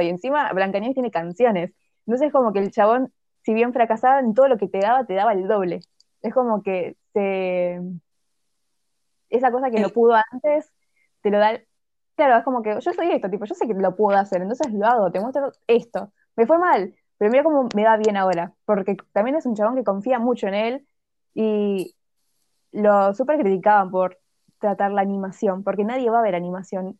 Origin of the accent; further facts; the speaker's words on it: Argentina; los argentinos